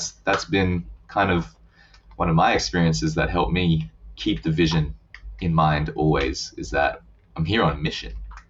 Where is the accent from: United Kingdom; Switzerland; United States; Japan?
Japan; I just think over time, growing up in Japan just grows on you. Like the country, the culture, the people, it just grows on you.